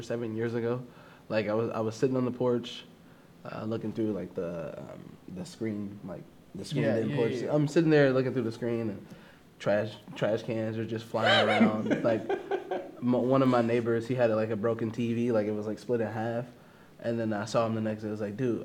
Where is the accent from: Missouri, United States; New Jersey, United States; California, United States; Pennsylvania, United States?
Missouri, United States; Kansas City; born and raised in Kansas City